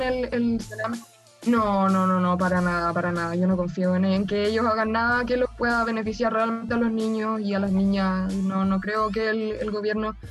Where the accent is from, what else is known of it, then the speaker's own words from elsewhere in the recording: Chile; Somos producto chileno